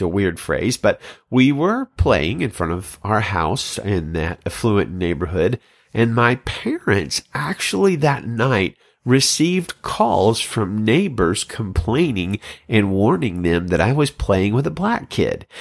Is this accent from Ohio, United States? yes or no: no; Birmingham, Alabama, United States; I'm a child of the South, growing up in Birmingham, Alabama in the seventies and eighties